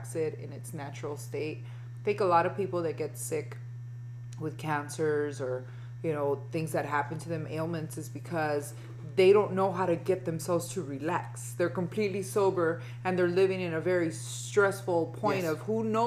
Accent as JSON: {"language": "English", "town": "Los Angeles", "region": "California", "country": "United States", "tie": "born or raised there", "said": "I was born here and I grew up here. I actually was born at California Hospital on Hope, right behind Staples Center."}